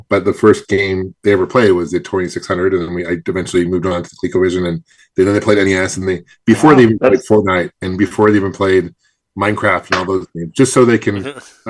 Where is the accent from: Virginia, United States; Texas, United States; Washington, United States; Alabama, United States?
Washington, United States; Seattle; moved away as an adult; now in Phoenix, United States; I grew up in Seattle originally, but I've been in Phoenix for probably 20 years now.